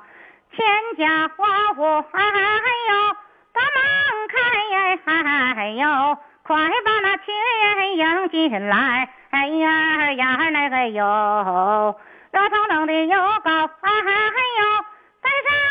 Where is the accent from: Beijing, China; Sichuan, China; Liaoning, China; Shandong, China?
Liaoning, China; Shenyang; 我是沈阳的，离新民近。